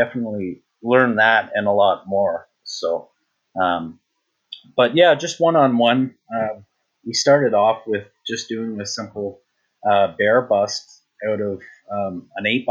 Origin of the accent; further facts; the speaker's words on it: Canada; I'm actually from Canada